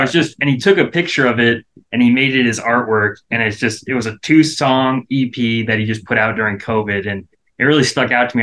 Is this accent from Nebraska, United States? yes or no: yes; Nebraska, United States; we're from Nebraska